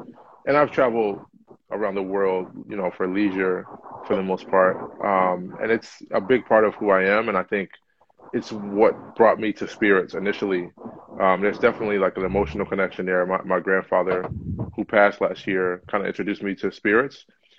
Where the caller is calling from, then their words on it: Philadelphia, Pennsylvania, United States; I'm in Philadelphia.